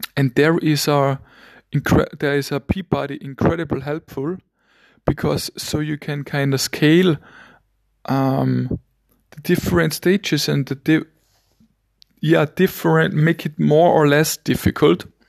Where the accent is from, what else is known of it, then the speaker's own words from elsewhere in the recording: Vienna, Austria; first language German; English is a second language; I'm from Vienna, Austria